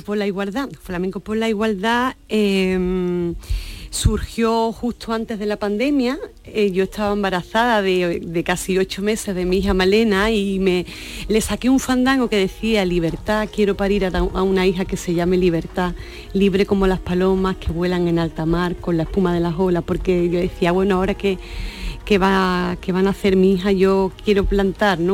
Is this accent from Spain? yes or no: yes; Sanlúcar, Andalusia, Spain; la peña flamenca de, mi tierra, en la, en la peña Puerto Lucero